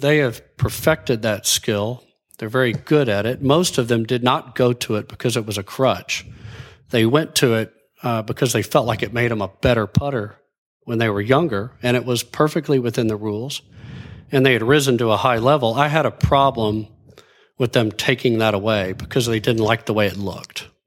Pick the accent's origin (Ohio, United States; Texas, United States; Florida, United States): Texas, United States; Abilene; also born or lived in Dallas, Texas; I grew up in West Texas. I was born in Dallas, but grew up in Abilene, moved back to Dallas in, uh, in high school, hi, freshman year, Highland Park